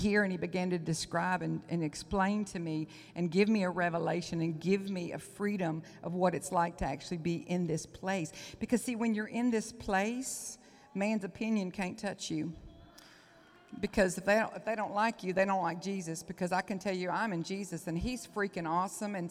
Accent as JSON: {"language": "English", "town": "Onalaska", "region": "Texas", "country": "United States", "accent": "Southern", "said": "I'm a housewife from Onalaska, Texas"}